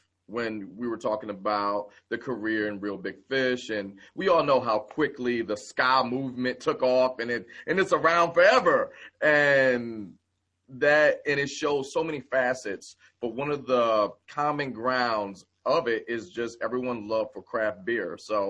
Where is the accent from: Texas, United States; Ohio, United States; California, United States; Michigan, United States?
Michigan, United States; I mean, let's just, who are we kidding? I come from Michigan.